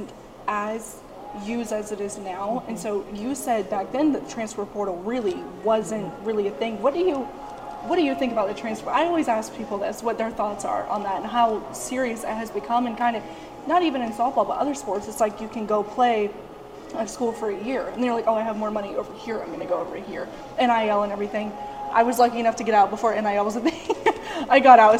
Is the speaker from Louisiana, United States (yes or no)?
no; Charlotte, North Carolina, United States; I'm from Charlotte, so Tuscaloosa was about 8 hours away